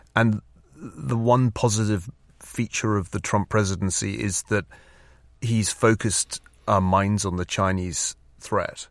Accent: Glasgow, Scotland, United Kingdom; now in California, United States; saw enough of the proletariat growing up in Glasgow

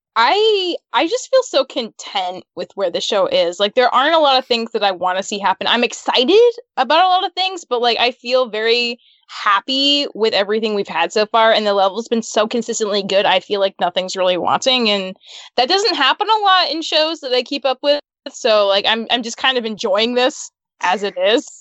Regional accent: Utah, United States; I grew up in Utah

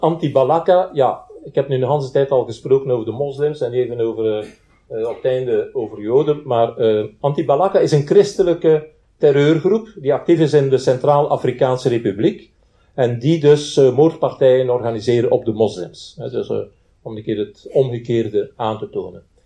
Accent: Belgium; bij ons in Zaventem en in, eh, en in Brussel

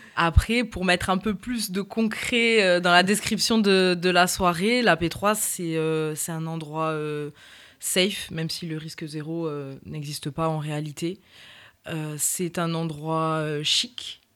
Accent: Toulouse, Occitania, France; also born or lived in Réunion; je viens de la ville rose

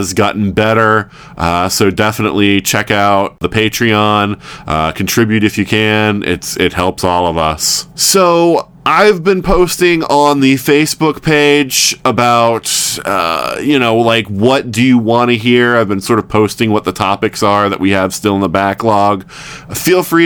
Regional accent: the South, United States; moved away; I'm from the South

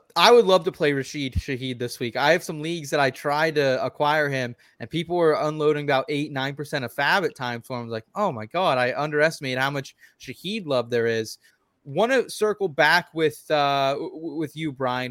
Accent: Pennsylvania, United States; I'm from Pennsylvania

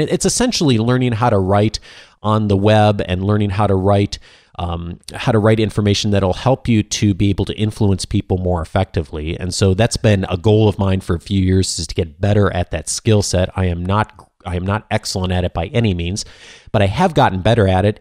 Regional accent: Midwest, United States; I grew up in the Midwest

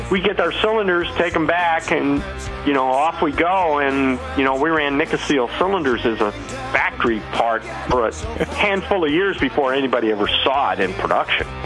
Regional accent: Canada; I always just think to myself as this kid growing up in Canada

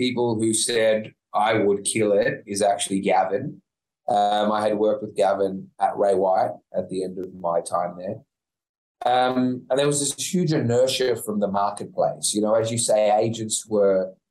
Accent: Sydney, New South Wales, Australia; I was from the North Shore of Sydney.

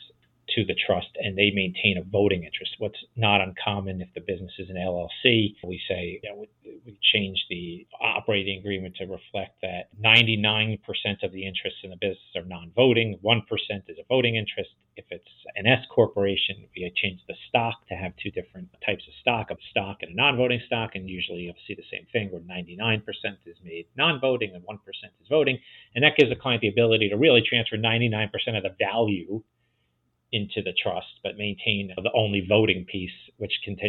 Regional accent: New Jersey, United States; New Jersey, my home state

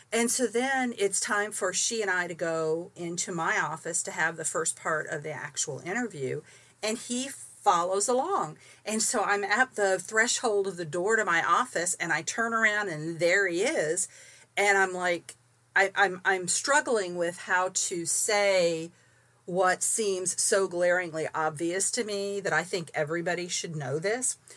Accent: St. Petersburg, Florida, United States; moved away; also born or lived in Tampa, Florida / Bible Grove, Missouri; I was raised in St. Petersburg

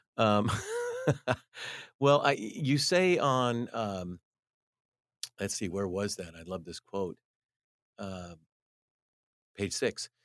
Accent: United States; as an American

